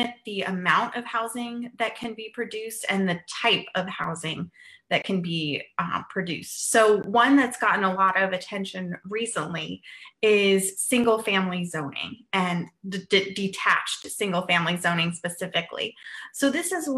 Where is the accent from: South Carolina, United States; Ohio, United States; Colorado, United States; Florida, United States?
Colorado, United States; Western; moved away; my hometown in Western Colorado